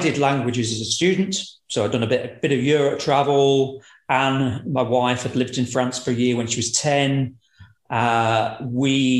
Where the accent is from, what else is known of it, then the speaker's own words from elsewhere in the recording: Lincolnshire, East Midlands, United Kingdom; moved away as an adult; now in Edinburgh, United Kingdom; I grew up in Lincolnshire, so that's the predominant accent.